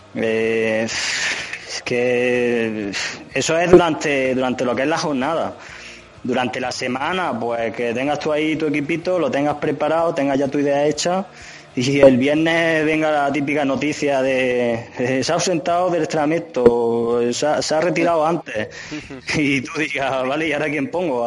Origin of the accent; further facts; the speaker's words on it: Linares, Andalusia, Spain; moved away as an adult; now in Madrid, Spain; yo soy andaluz, soy soy, de Linares